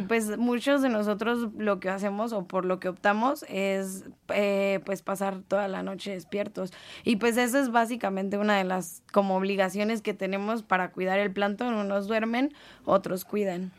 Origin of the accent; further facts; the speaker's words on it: Mexico; nosotros como mexicanos